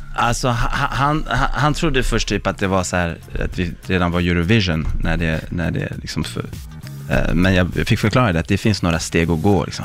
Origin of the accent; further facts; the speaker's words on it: Sweden; moved away; also born or lived in Stockholm; jag var svensk